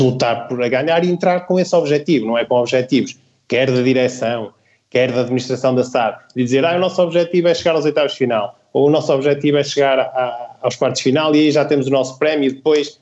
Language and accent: Portuguese; the North, Northern Portugal, Portugal; eu sou do Norte e o João é do Norte